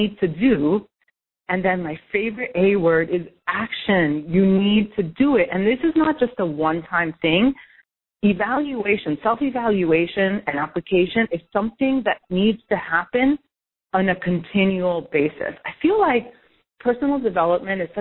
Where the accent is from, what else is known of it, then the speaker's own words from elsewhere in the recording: New York City, New York, United States; I'm from New York City